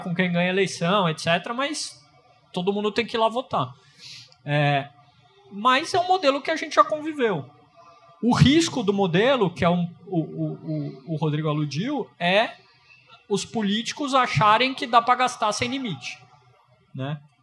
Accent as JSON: {"language": "Portuguese", "country": "Brazil", "said": "enquanto brasileiro"}